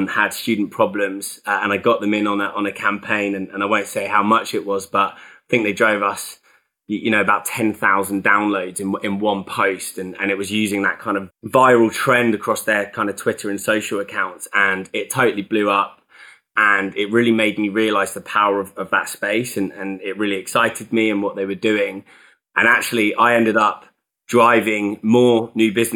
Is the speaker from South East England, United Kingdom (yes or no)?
no; North Cornwall, South West England, United Kingdom; So I'm from Cornwall originally. So I grew up down in North Cornwall